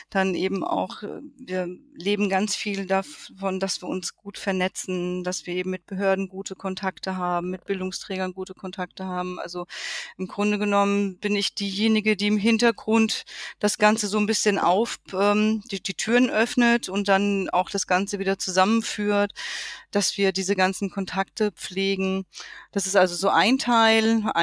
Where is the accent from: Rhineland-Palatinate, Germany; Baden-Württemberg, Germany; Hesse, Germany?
Hesse, Germany; weil ich wollte wieder zurück in meine Heimat. Ich komme nämlich ursprünglich hier aus dem Rhein-Main-Gebiet